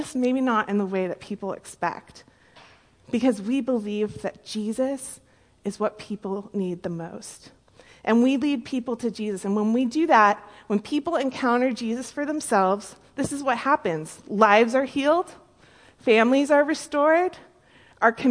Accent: Carlsbad, California, United States; I grew up in Carlsbad, California, down San Diego

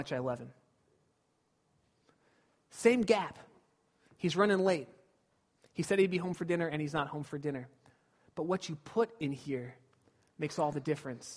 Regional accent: Glendora, California, United States; When I was a kid, I grew up in Southern California

